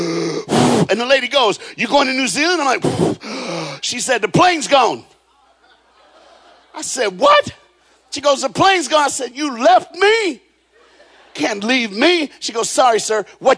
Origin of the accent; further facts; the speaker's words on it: the South, United States; now in Florida, United States; I'm black, I'm from the South